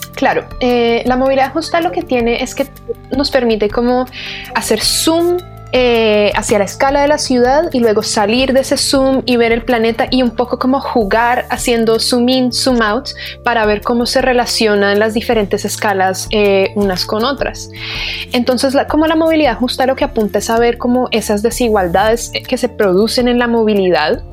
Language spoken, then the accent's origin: Spanish; Bogotá, Colombia; moved away as an adult; also born or lived in England; now in Santiago, Chile; Bogotá, que es de donde yo soy, o como Santiago, que es donde estoy ahora